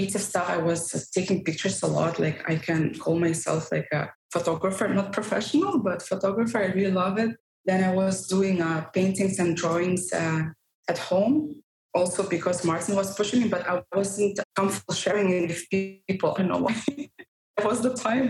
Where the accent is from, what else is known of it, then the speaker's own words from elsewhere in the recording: Russia; moved away as an adult; also born or lived in Barcelona; Originally, I'm from Russia